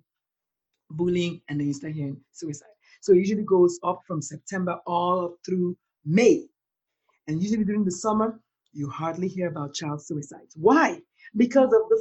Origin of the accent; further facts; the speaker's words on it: Nigeria; I'm Black, I'm Nigerian, and I come from a country where the conversation about mental illness, first of all, is like non-existent